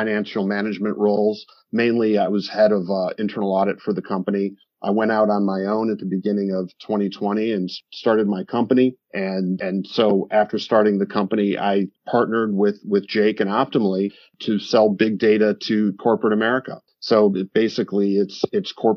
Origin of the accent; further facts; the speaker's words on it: Chicago, Illinois, United States; also born or lived in New Orleans / Brussels, Belgium / London / Singapore; I'm from the Chicago area, but I went to school in Tulane University in New Orleans